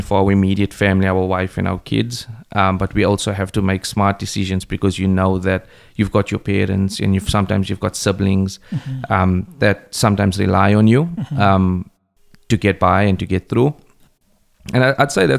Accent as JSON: {"language": "English", "town": "East London", "region": "Eastern Cape", "country": "South Africa", "tie": "born or raised there", "moved": "yes", "said": "I grew up in a place called Braylon in East London in South Africa."}